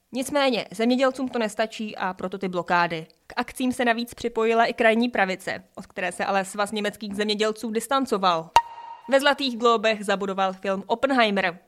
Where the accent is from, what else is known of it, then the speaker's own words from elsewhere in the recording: Czechia; jsme jako Češi